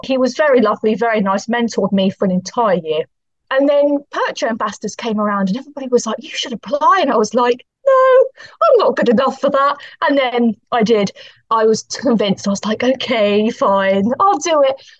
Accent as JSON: {"language": "English", "town": "Poole", "region": "South West England", "country": "United Kingdom", "tie": "born or raised there", "moved": "as an adult", "lives_now": "Portsmouth, United Kingdom", "said": "I grew up in Dorset, so I used the Dorset libraries"}